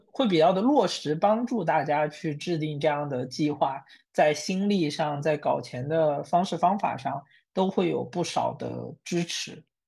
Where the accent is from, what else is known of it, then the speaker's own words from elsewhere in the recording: Wenzhou, Zhejiang, China; 我自己作为一个温州人